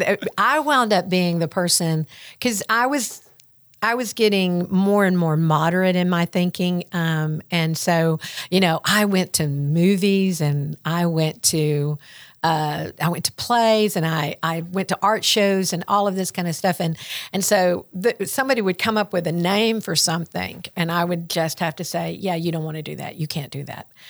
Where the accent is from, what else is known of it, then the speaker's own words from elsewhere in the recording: Greenfield, Tennessee, United States; accent: Southern; Greenfield is my hometown, Greenfield